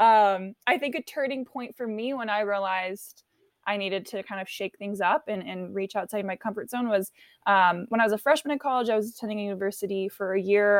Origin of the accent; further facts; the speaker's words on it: California, United States; also born or lived in Paris, France / San Diego; From there, I moved to California